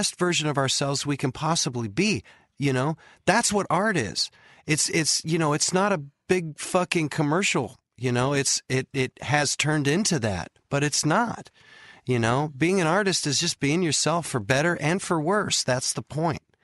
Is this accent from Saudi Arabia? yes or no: no; San Diego, California, United States; I'm from San Diego